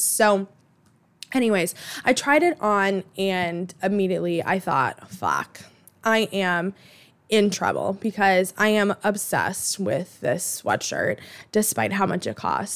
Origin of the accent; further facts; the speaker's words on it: Boston, Massachusetts, United States; I grew up in Alston